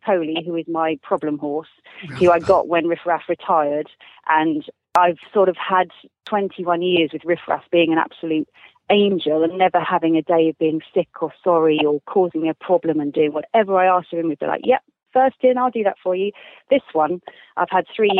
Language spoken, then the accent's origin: English; Scotland, United Kingdom; I am Scottish